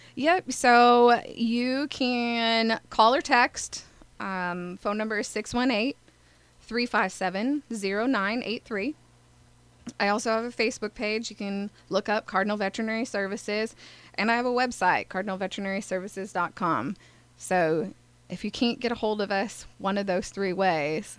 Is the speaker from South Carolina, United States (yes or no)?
no; Altoona, Iowa, United States; now in Carbondale, United States; I am originally from Altoona, Iowa, and I actually grew up in town